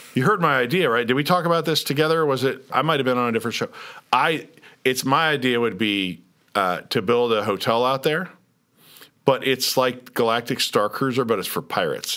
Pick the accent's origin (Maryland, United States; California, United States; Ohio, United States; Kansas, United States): Kansas, United States; Lawrence; moved away; I'm from Lawrence.